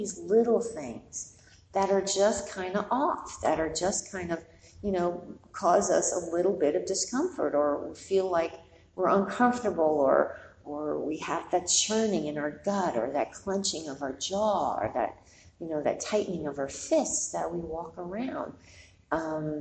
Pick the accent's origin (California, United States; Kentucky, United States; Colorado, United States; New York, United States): New York, United States; I'm born and raised in New York